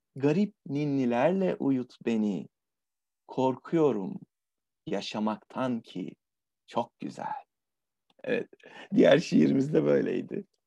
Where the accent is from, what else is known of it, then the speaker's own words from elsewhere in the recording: Adana, Turkey; Adana'dan, e, memleketim, sıcak memleketten